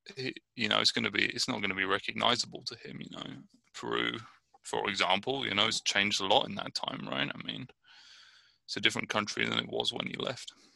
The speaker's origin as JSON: {"language": "English", "town": "Brighton", "region": "South East England", "country": "United Kingdom", "moved": "yes", "lives_now": "Richmond, United States", "said": "I'm originally from Brighton, England, and I'm living in Richmond, California."}